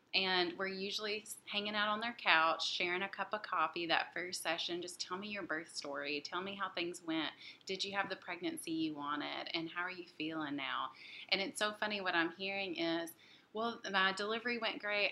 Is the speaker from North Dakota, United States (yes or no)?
no; Jackson, Tennessee, United States; moved away as an adult; now in Nashville, United States; I'm from Jackson, Tennessee